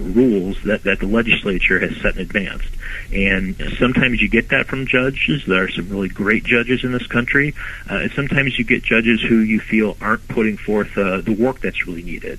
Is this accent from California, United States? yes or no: no; Northfield, Ohio, United States; I was born and grew up in Northfield in the Macedonia area